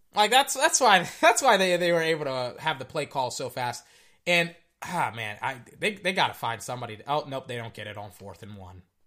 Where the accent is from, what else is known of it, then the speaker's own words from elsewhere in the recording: Texas, United States; I'm Texan. That's, we, I'm from Texas. I'm a Texan